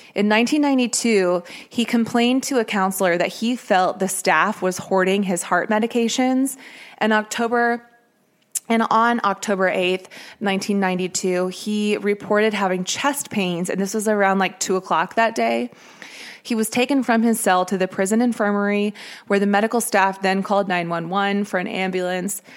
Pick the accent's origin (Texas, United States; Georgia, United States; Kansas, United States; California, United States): Kansas, United States; Merriam; I grew up near Merriam